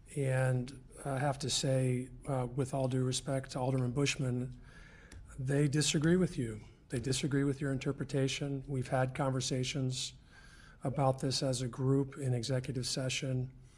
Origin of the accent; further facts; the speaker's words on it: Westminster, United States; I grew up in Westminster. I care about this town.